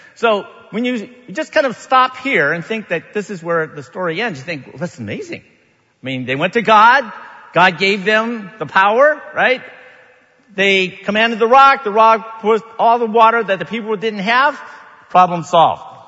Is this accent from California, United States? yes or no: yes; Sacramento, California, United States; a lay leader in my church growing up in Sacramento ever since I can remember